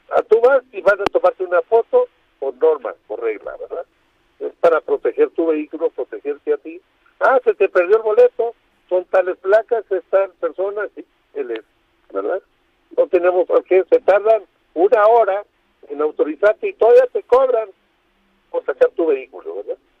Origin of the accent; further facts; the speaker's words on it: Baja California Sur, Mexico; La Paz no tenemos ese problema en Baja California Sur, de donde yo soy